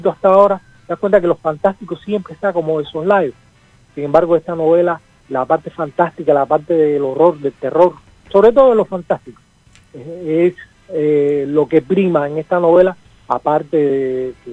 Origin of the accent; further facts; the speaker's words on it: Cuba; now in Argentina; A, mí, que soy cubano, pero que me enorgullezco de vivir en Argentina también